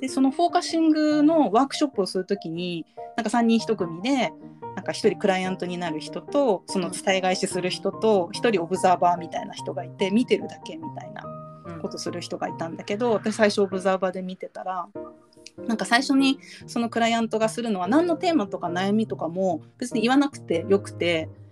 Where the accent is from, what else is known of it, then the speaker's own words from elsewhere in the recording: Japan; 私たちは、まあ、日本に育っ生まれてるし日本で今生活してるし